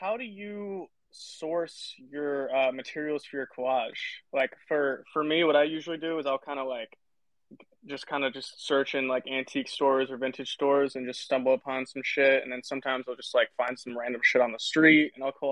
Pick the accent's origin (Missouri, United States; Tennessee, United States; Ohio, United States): Tennessee, United States; I grew up in Tennessee